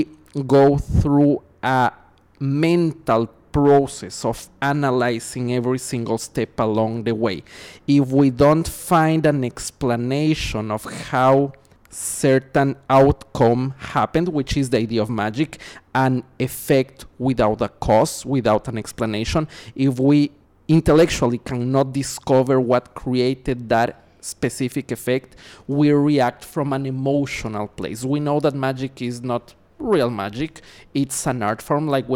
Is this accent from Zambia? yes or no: no; Ecuador; now in Los Angeles, United States; I was born and raised in Ecuador. Nowadays I'm based in Los Angeles.